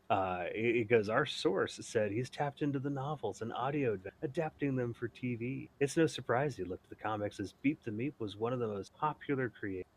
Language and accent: English; United States; also born or lived in San Jose, California; coming to it as an American